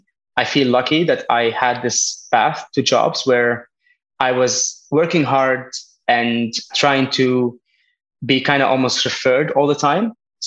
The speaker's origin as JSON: {"language": "English", "country": "Lebanon", "tie": "born there", "also_born_or_lived": "France / Spain / United Kingdom / Berlin", "said": "I was born in Lebanon, half my life in France, studied in Spain, did some internship in the UK. I lived a bit in Berlin, trying to help a startup."}